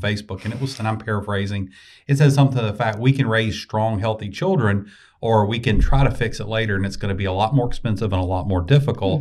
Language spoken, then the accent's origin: English; the South, United States; accent: Southern; my Southernese